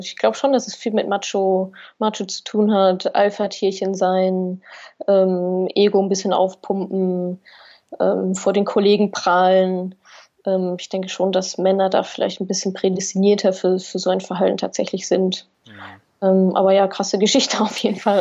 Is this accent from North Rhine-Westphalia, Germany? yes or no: yes; Ruhr area, North Rhine-Westphalia, Germany; ich komme ja aus dem Wohngebiet